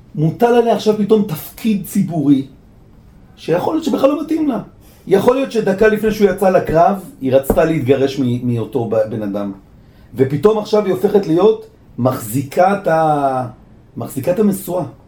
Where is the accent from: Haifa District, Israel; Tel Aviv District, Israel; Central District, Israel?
Tel Aviv District, Israel; Bat Yam; now in Jerusalem, Israel; גדלתי בבת ים